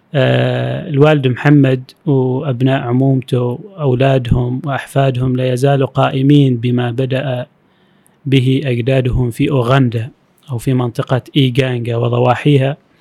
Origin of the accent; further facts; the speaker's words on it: Oman; العمانيين كعمانيين نحن في عمان